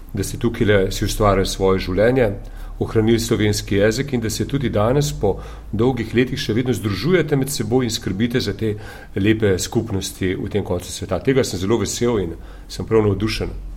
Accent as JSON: {"language": "Slovenian", "town": "Ljubljana", "country": "Slovenia", "tie": "born or raised there", "said": "sem porodil iz Ljubljane, iz Bižigrada"}